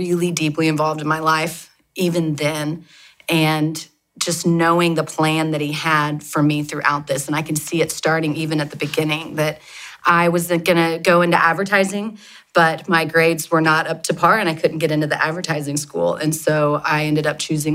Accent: Oklahoma City, Oklahoma, United States; also born or lived in Dallas, Texas; I grew up here in Oklahoma City, lived with my parents and my sister

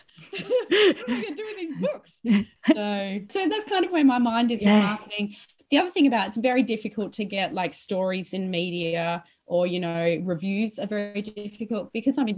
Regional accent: Western Australia, Australia; also born or lived in Melbourne / Sydney; I'm West Australian

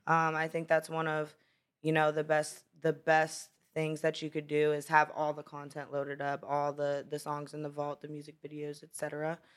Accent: Brownsville, Pennsylvania, United States; born or raised there; moved away; also born or lived in Florida

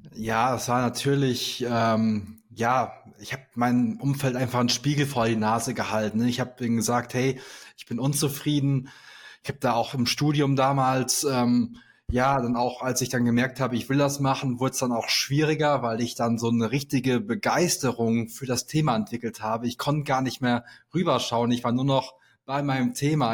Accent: Sauerland, North Rhine-Westphalia, Germany; moved away as an adult; also born or lived in Aachen; ich komme gebürtig aus dem Sauerland

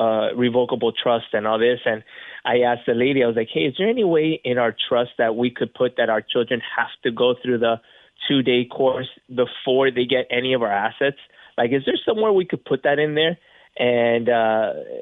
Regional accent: Florida, United States; being from Florida

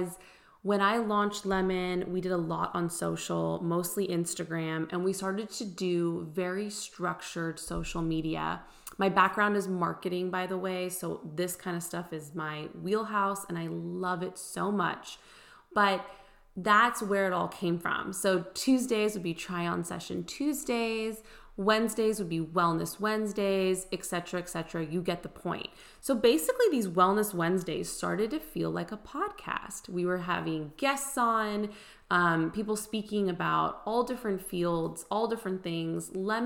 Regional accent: California, United States; moved away as an adult; also born or lived in Houston, Texas; now in Nashville, United States; we were basically born and raised in California. I was actually technically born in Houston, moved to California when I was one, but we always planned on doing everything in the Bay Area. That was home

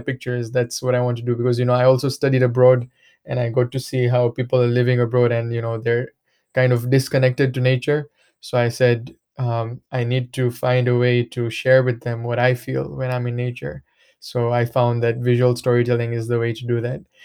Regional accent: Mwanza, Tanzania; I was born and raised here in Tanzania, uh, in a, in a place called Mwanza

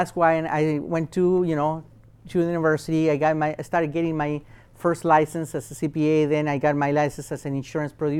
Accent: Chile; now in United States; I'm from Chile, South America

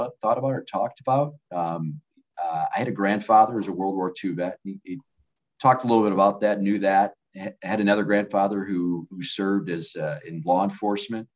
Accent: Northern Michigan, United States; now in Pennsylvania, United States; I grew up in Northern Michigan. It's called up north now, but about 15 miles from Mackinac City.

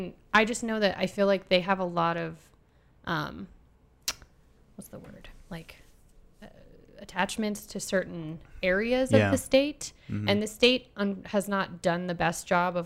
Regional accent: Alaska, United States; also born or lived in Lake City; took a toll on my entire formative years of hating myself, hating my, you know, being Indian in an all-white area, both in Alaska and in Lake City.

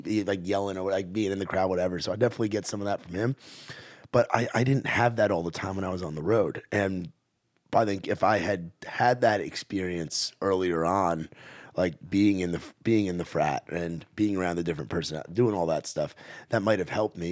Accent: New York, United States; I'm from New York

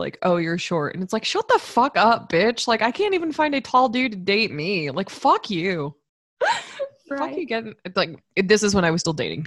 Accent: Florida, United States; growing up in Florida

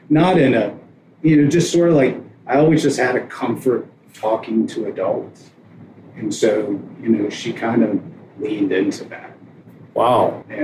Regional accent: Ann Arbor, Michigan, United States; also born or lived in Cincinnati; My dad was in grad school at the University of Cincinnati so I was born there. Lived there about five months, and then we moved to Ann Arbor.

